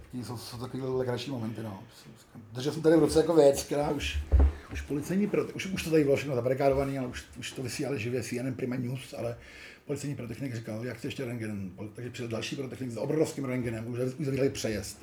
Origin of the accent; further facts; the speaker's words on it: Prague, Czechia; also born or lived in Ostrava; jsem jediný Pražák